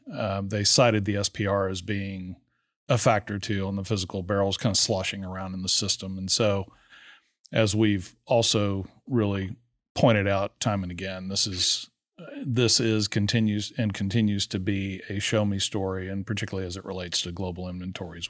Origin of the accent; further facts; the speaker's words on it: Texas Gulf Coast, United States; I grew up on the Texas Gulf Coast